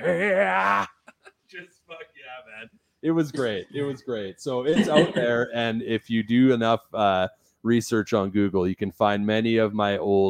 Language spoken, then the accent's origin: English; Kindersley, Saskatchewan, Canada; also born or lived in Vancouver, Canada; now in Redwater, Canada; I'm from Kindersley originally. Right. Kindersley. Yeah. So it's kind of like the main drug hub is what I call it.